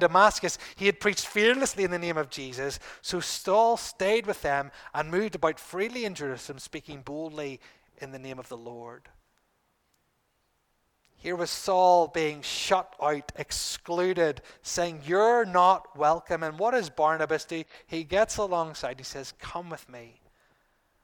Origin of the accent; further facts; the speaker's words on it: Bangor, United Kingdom; who happened to be in Bangor, my hometown.